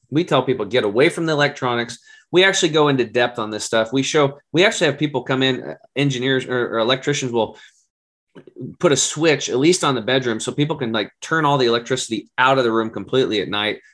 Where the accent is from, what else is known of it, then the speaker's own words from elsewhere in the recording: Oregon, United States; it's an Oregon State University in my home state